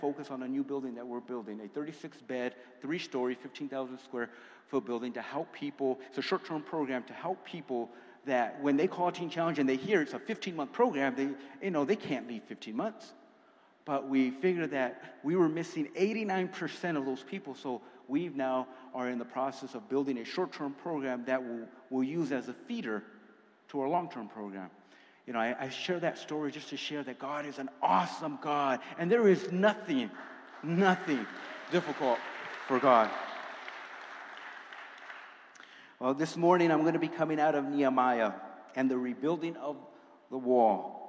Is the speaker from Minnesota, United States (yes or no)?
no; California, United States; when I came out here from California, it was a one-way ticket. I have no family. All my family's in California still to this day.